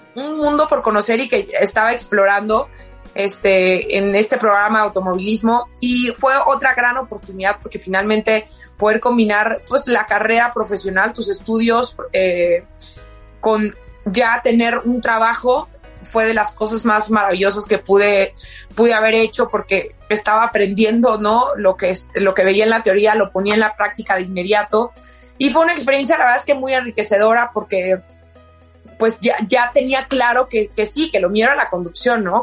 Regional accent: La Piedad, Michoacán, Mexico; Yo soy de La Piedad, Michoacán, y trabajaba

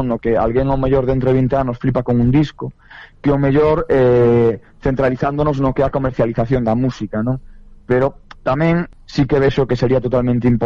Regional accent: Ferrol, Galicia, Spain; eu eh, son de Ferrol

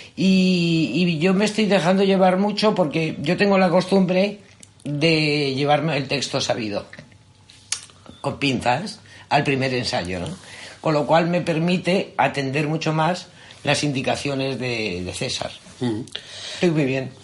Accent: Madrid, Community of Madrid, Spain; yo soy madrileña, madrileña, pero soy 50% murciana. Mi madre es murciana

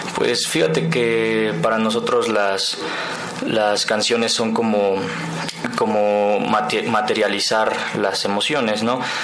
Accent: Tecamachalco, Puebla, Mexico; moved away as an adult; now in Puebla, Mexico; yo soy de un lugar que se llama Tecamachalco

